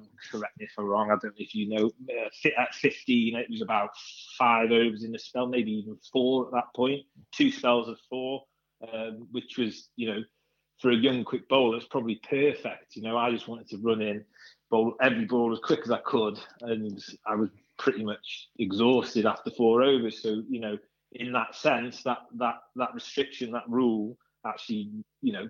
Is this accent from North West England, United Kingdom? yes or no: no; North East Wales, United Kingdom; I was the one from North East Wales